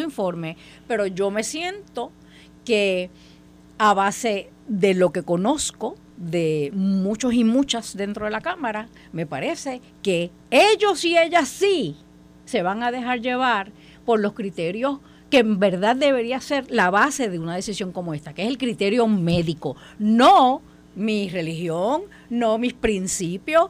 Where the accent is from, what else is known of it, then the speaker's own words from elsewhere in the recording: Puerto Rico; como puertorriqueña